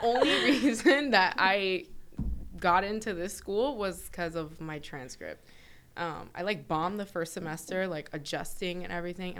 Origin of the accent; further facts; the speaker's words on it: South Florida, United States; also born or lived in New York; Yeah, I moved here. I was like 10. So it's safe to say I'm like a South Floridian.